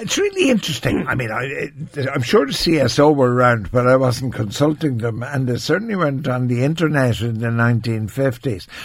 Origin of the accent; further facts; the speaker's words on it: Ireland; as an Irish person